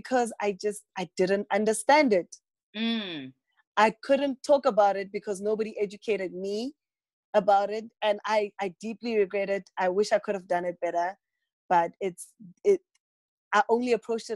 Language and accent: English; Polokwane, Limpopo, South Africa; also born or lived in Johannesburg; we came home from Johannesburg. I live in a small town, Polokwane